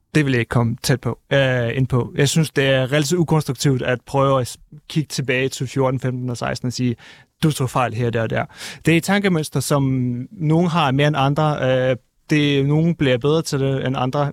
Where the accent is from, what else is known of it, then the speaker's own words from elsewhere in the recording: Kyiv, Ukraine; moved away; also born or lived in Crimea; jeg er født i Kiev og boet på Krim og er kommet fra et øh, russisk familie